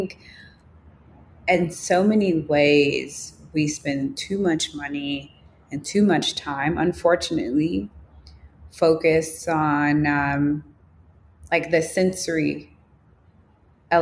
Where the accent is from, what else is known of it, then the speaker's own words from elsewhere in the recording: Chicago, Illinois, United States; growing up in Chicago